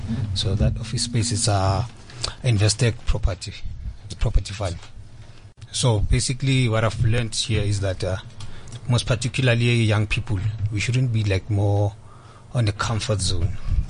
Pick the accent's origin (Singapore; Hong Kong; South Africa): South Africa; Johannesburg, Gauteng; I come from Alexander Township.